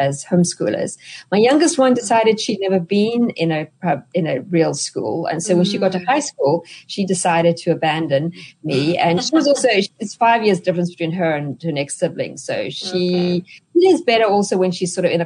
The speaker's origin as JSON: {"language": "English", "country": "South Africa", "moved": "as an adult", "lives_now": "United States", "said": "you can hear from my accent that I'm not a native-born American. I'm actually South African"}